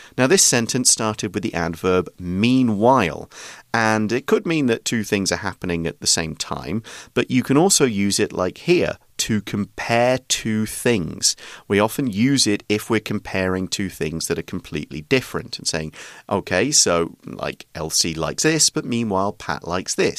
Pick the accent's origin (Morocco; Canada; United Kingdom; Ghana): United Kingdom; now in Taiwan; I'm British